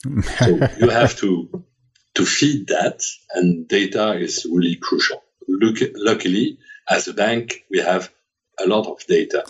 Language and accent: English; France; accent: French; English is a second language